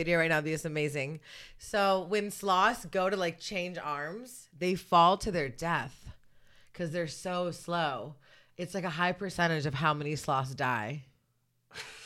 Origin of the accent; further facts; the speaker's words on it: Sonoma County, California, United States; growing up in Sonoma County